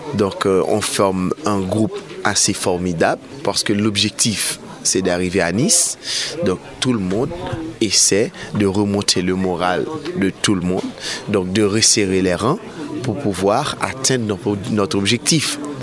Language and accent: French; Haiti; moved away as an adult; now in Paris, France; je suis de nationalité haïtienne. Donc euh, ça fait 5 ans que je vis à Paris.